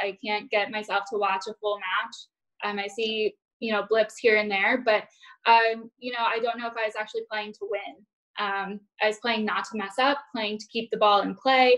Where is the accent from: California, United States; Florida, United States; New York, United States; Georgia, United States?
Florida, United States; Fort Myers; Fort Myers, which is my hometown